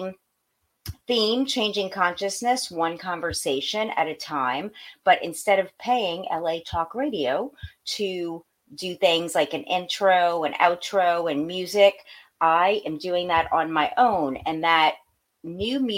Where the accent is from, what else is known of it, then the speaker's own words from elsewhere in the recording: Pakistan; I'm Pakistani.